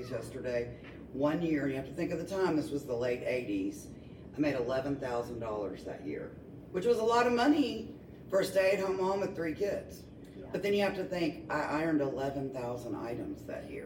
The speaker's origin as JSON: {"language": "English", "town": "Franklin", "region": "Tennessee", "country": "United States", "tie": "born or raised there", "also_born_or_lived": "Nashville, Tennessee / Miami, Florida"}